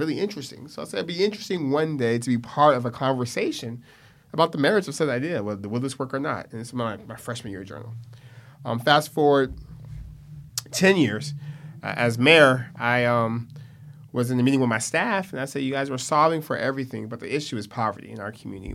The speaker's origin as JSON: {"language": "English", "town": "Stockton", "region": "California", "country": "United States", "tie": "born or raised there", "said": "born and raised in Stockton"}